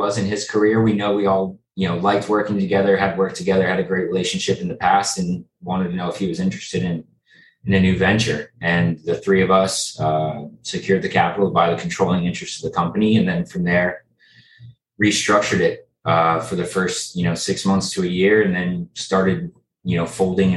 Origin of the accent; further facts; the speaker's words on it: South Florida, United States; I'm from South Florida, born and raised